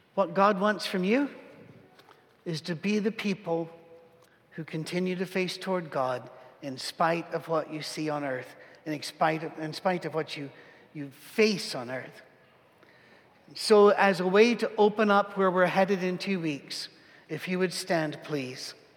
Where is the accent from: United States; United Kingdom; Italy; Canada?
United Kingdom; as a British person